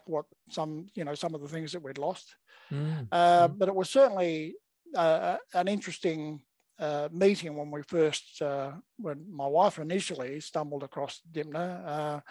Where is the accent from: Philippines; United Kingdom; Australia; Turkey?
Australia; Perth, Western Australia; also born or lived in Melbourne, Victoria / Eltham, Victoria; now in Gold Coast, Australia; I'm originally from Perth